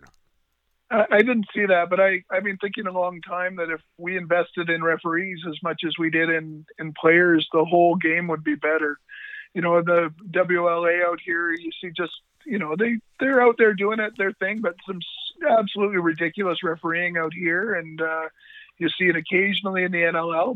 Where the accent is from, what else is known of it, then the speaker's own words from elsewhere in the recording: Duncan, British Columbia, Canada; I'm from Duncan, BC.